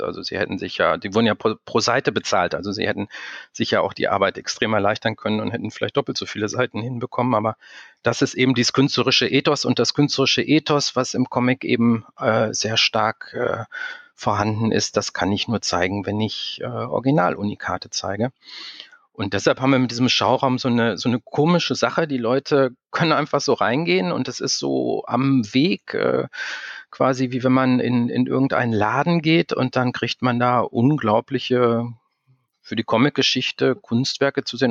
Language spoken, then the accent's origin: German; Dortmund, North Rhine-Westphalia, Germany; also born or lived in Berlin; dass ich gebürtiger Dortmunder bin, dass ich, äh, dreißig Jahre lang in Dortmund gelebt habe